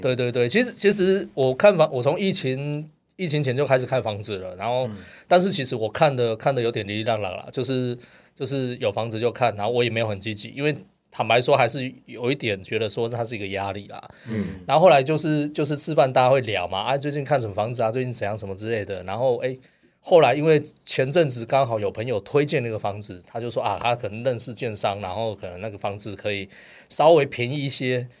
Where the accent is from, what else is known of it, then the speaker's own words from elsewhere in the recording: Kaohsiung, Taiwan; accent: Taiwanese Mandarin; moved away as an adult; now in Taipei, Taiwan; 我是高雄人嘛，哈。然后就来台北工作嘛